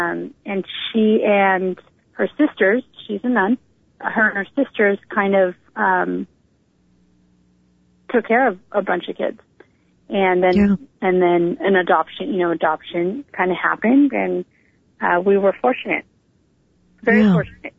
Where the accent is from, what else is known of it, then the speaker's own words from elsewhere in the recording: Northern California, United States; also born or lived in New Delhi, India; I grew up in Northern California in a family of 9, 7 which were adopted, but luckily I was adopted with my twin sister.